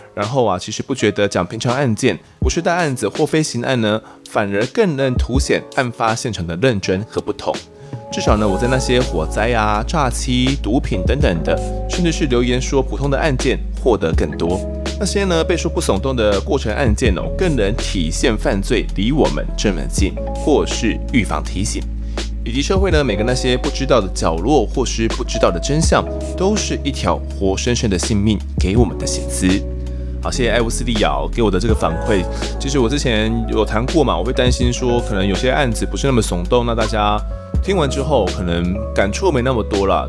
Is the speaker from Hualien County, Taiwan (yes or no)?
no; Mituo, Kaohsiung, Taiwan; 我家乡明陀呢是他的辖区